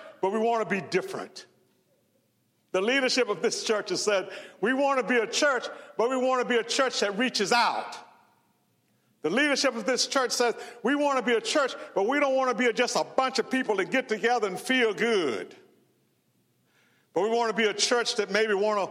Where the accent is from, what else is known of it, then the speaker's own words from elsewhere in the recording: Mendenhall, Mississippi, United States; I grew up in Mississippi. Graduated from high school in Mendenhall